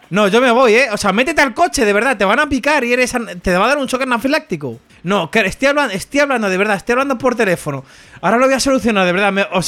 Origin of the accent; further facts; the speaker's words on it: A Coruña, Galicia, Spain; Yo, a ver, yo soy de Coruña.